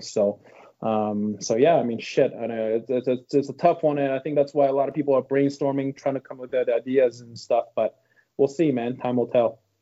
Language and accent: English; Canada; I'm not from Tampa area. I'm from Canada.